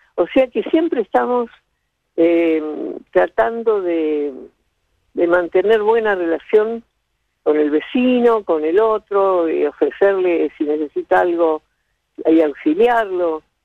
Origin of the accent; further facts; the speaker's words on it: Buenos Aires, Argentina; also born or lived in Villa Sauce, Buenos Aires Province; yo me crié, me nací en Buenos Aires, soy porteña, pero me crié en mis primeros siete años en un pueblito muy pequeño de la provincia de Buenos Aires